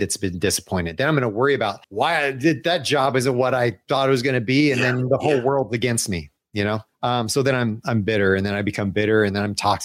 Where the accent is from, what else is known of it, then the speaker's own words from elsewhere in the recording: Atlanta, Georgia, United States; moved away as an adult; also born or lived in Chicago; I grew up in Atlanta